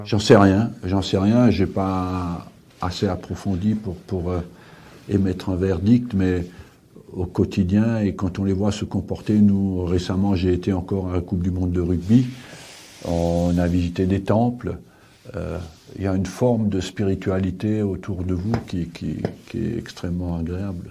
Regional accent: France; je suis français

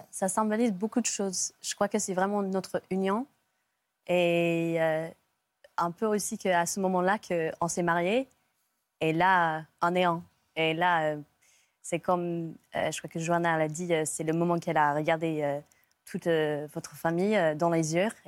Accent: England, United Kingdom; French is a second language; moved away

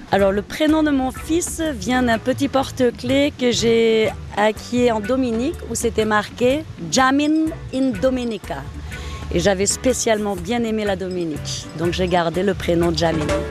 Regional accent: Grenoble, Auvergne-Rhône-Alpes, France; moved away as an adult; also born or lived in Germany; now in Martinique; je suis née en Allemagne, j'ai grandi sur Grenoble et ça fait maintenant 23 ans que je suis en Martinique.

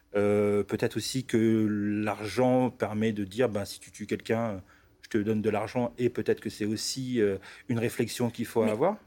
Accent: Roubaix, Hauts-de-France, France; Moi, je suis natif du nord de la France

